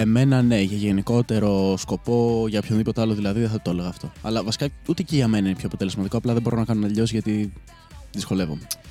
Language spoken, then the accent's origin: Greek; Koropi, Attica, Greece; moved away as an adult; now in Chania, Greece; δεν είμαι ακριβώ από Αθήνα, είμαι, το κοροπή είναι λίγο πιο έξω